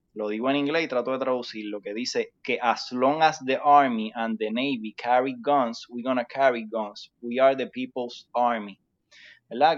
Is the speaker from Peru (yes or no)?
no; Puerto Rico; somos puertorriqueños